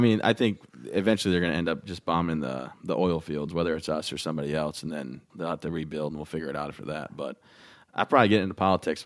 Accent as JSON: {"language": "English", "region": "Michigan", "country": "United States", "also_born_or_lived": "Texas", "moved": "yes", "lives_now": "Maine, United States", "said": "I'm from Michigan"}